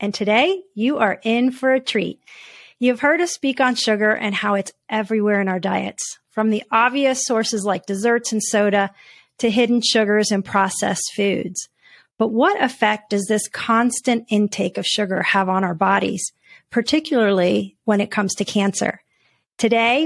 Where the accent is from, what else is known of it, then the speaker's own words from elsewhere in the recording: Puerto Rico; I'm from Puerto Rico